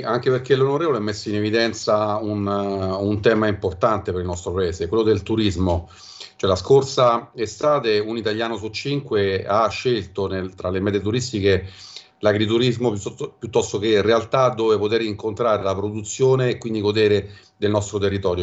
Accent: Venice, Veneto, Italy; now in Viterbo area, Italy; da veneziana

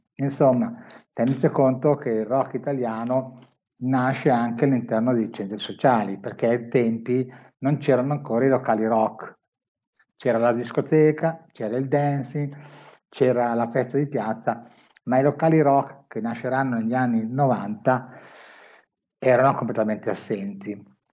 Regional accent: Milan, Lombardy, Italy; io sono di Milano

